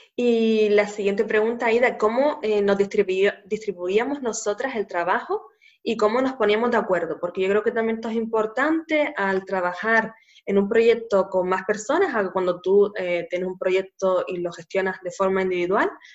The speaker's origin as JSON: {"language": "Spanish", "region": "Canary Islands", "country": "Spain", "tie": "born or raised there", "said": "nacida en Canarias"}